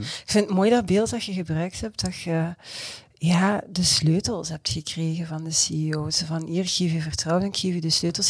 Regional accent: Belgium; als Belg

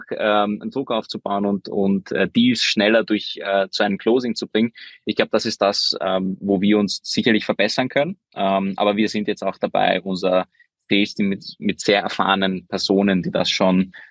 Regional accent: Vienna, Austria; also born or lived in Hungary; Also ich bin ja gebürtiger Ungar bin aber mit zehn nach Wien gezogen, wo ich unter anderem auch den Lukas, einen meiner zwei Co-Founder, kennengelernt habe in der Schule.

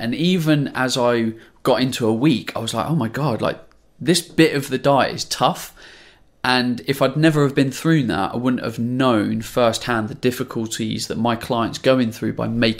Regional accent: Ipswich, East of England, United Kingdom; I'm from Ipswich, Suffolk. So it was a long way away.

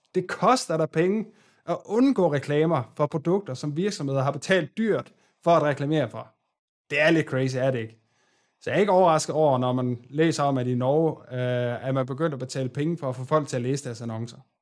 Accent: Aarhus, Central Denmark Region, Denmark; Jeg er selv fra Aarhus

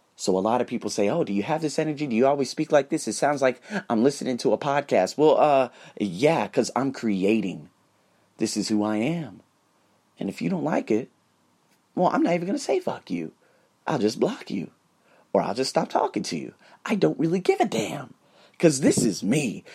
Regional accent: United States; I'm American

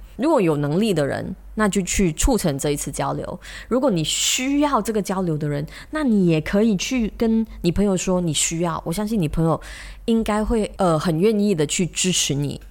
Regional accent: Malaysia; 我们马来西亚人

